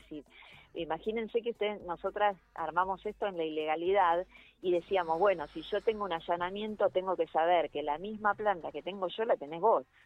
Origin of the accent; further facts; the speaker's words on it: Buenos Aires, Argentina; yo vivo... yo vivo, soy porteña